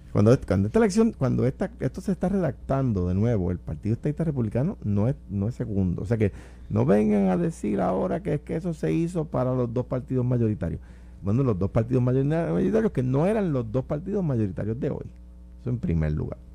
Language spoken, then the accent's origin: Spanish; Puerto Rico; Cuando yo era muchachito, cuando era niño, había iglesias en Puerto Rico